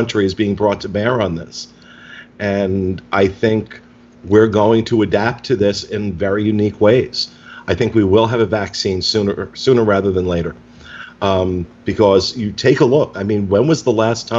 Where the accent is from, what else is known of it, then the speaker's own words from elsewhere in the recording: United States; living in the United States, about being an American